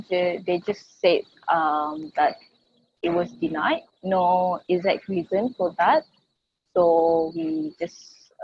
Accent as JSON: {"language": "English", "country": "Malaysia", "tie": "born or raised there", "said": "I'm from Malaysia. I was born in Malaysia."}